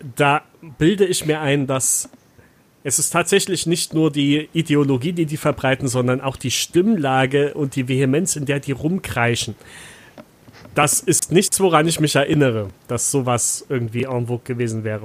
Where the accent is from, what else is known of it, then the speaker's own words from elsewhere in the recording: Saxony, Germany; moved away; also born or lived in North Rhine-Westphalia; ich bin halt in Sachsen aufgewachsen